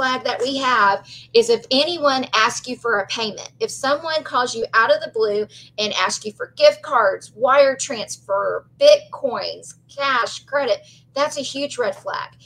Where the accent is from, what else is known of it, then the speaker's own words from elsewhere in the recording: Belmont, Texas, United States; I grew up in Belmont, Texas